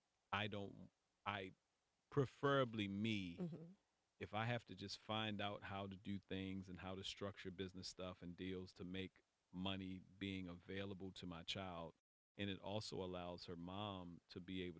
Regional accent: Baltimore, Maryland, United States; moved away as an adult; now in California, United States; I'm from Baltimore

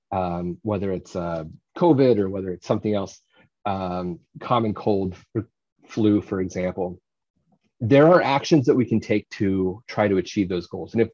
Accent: Indiana, United States; I've had this goal since I was a little kid growing up in Indiana.

